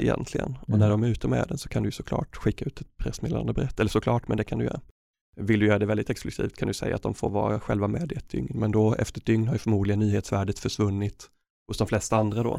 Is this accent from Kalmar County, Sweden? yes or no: no; Örebro, Örebro County, Sweden; I Örebro där jag kommer ifrån